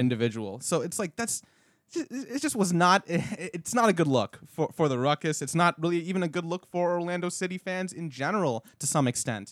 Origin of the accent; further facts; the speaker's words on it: Canada; now in Florida, United States; I'm from Canada